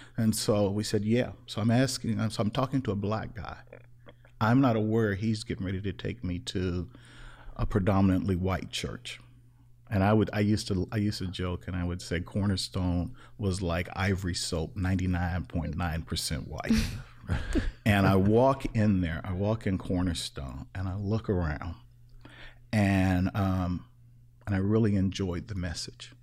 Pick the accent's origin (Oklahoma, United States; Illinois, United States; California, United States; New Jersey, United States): Illinois, United States; Chicago; Growing up in Chicago, I interacted with all kinds of people